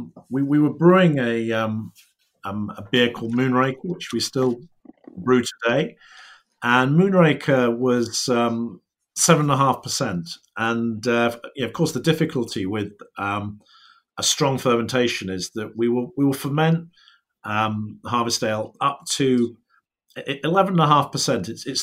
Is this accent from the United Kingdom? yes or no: yes; England, United Kingdom; as English brewers, we were sort of going, look, this is crazy, the amount of hops that they're putting into the beer